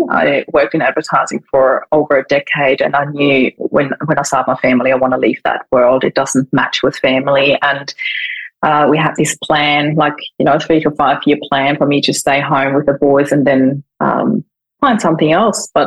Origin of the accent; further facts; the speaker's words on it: Vienna, Austria; moved away as an adult; now in Australia; I'm originally from Austria. I was born in Vienna and moved to Australia in 2004